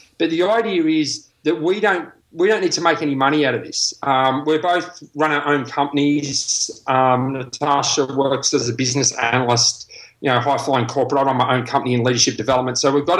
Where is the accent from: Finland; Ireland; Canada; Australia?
Australia; I'm not a Pom, I'm an Aussie.